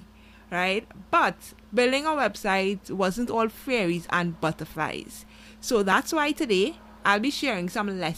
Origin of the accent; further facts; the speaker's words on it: Trinidad & Tobago; I'm from Trinidad and Tobago